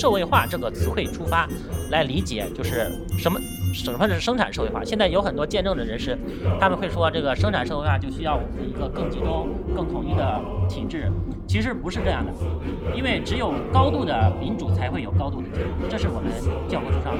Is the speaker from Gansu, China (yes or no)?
yes; Gansu, China; moved away as an adult; now in Shanghai, China; 我是二零一二年从这个大西北的甘肃来到上海工作，然后长期在一个国家主义的新闻网站里面，一直从下往上做到了副主编。